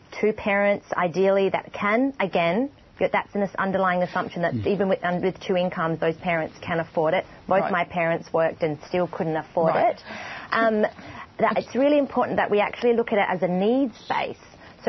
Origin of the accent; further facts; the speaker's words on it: Australia; for us as Australian